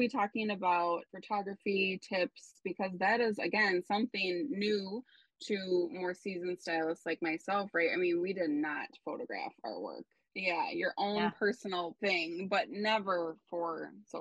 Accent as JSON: {"language": "English", "town": "Minneapolis", "region": "Minnesota", "country": "United States", "tie": "born or raised there", "also_born_or_lived": "New York", "moved": "yes", "lives_now": "Chicago, United States", "said": "my hometown, Minneapolis"}